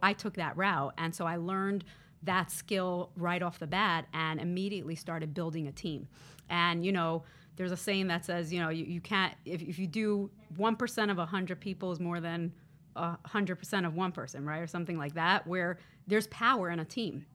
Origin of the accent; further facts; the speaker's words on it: New York City, New York, United States; I actually grew up pretty close to here in Crown Heights, Brooklyn, New York